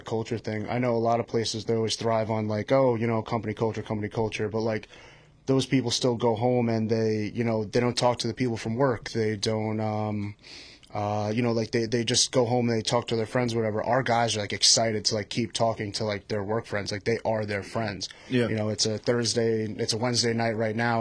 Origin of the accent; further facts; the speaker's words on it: Patchogue, New York, United States; I'm from Patchogue, New York